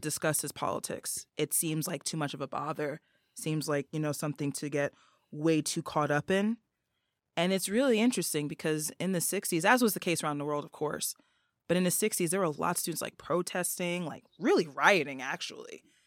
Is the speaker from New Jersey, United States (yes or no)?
yes; New York City area, New Jersey, United States; moved away as an adult; now in Tokyo, Japan; I'm originally from the North Jersey, New York City area.